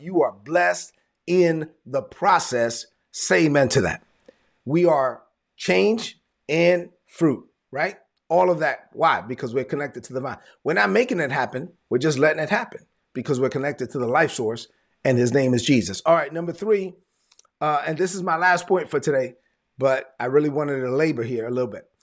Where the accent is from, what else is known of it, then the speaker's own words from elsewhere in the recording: New York City, New York, United States; moved away; I'm from Brooklyn.